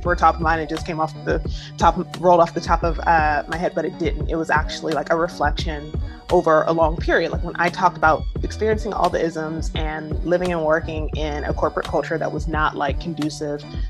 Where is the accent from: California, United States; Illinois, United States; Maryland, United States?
Maryland, United States; Prince George's County; now in Brooklyn, United States; I am from the DC area, more specifically Prince George's County, Maryland.